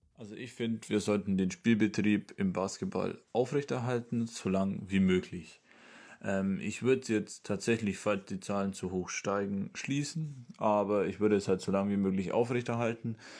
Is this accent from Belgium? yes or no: no; Treuchtlingen, Bavaria, Germany; ich komme aus Treuchtlingen, das ist in Bayern, ungefähr bei Nürnberg